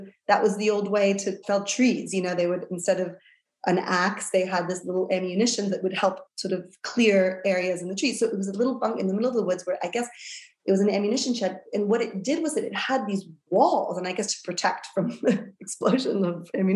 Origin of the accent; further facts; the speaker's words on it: New York, United States; moved away; I was born and raised in New York